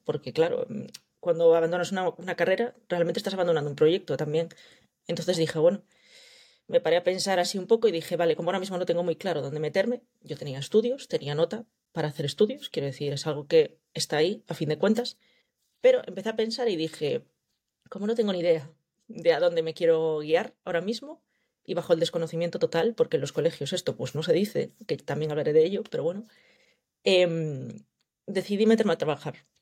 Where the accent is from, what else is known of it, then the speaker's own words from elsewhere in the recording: Vigo, Galicia, Spain; vengo de Galicia, llevo viviendo toda la vida aquí